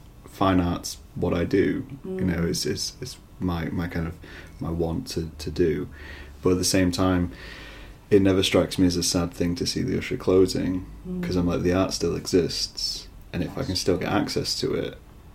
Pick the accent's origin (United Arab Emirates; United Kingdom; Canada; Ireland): United Kingdom; Scunthorpe, Yorkshire and the Humber; now in Lincoln, United Kingdom; And I'm from Scunthorpe, which is tiny.